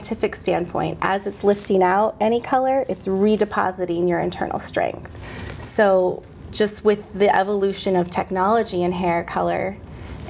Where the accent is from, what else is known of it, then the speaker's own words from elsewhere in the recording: San Diego, California, United States; moved away; also born or lived in East Coast; I'm originally from San Diego, California